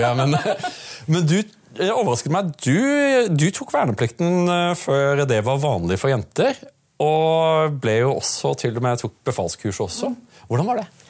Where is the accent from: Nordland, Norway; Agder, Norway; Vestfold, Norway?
Agder, Norway; Audnedal; now in Oslo, Norway; som meg født på Sørlandet